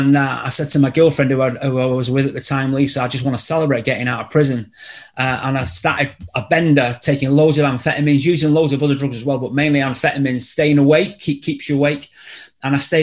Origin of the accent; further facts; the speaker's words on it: Salford, North West England, United Kingdom; I was brought up in Salford in Greater Manchester